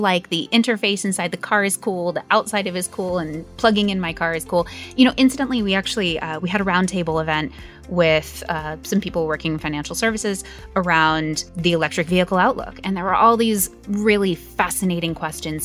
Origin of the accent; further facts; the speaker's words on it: United States; accent: American; you can hear from my accent. I'm American.